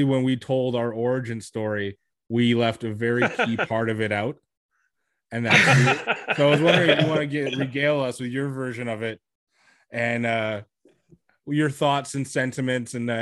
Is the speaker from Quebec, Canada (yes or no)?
yes; Montreal, Quebec, Canada; now in Edmonton, Canada; I'm from Montreal, Quebec